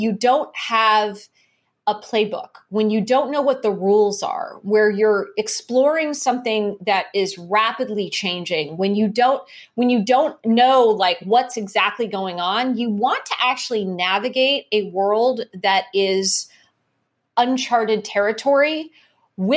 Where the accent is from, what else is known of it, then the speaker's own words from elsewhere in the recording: Cupertino, California, United States; I grew up in Cupertino, California. So I grew up there during the 70s and 80s